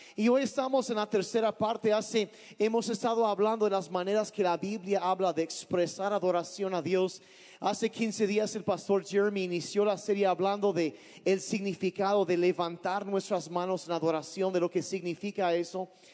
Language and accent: Spanish; Sonora, Mexico; now in Oaxaca, Mexico; yo crecí en Sonora, mis papás eran misioneros y crecía allá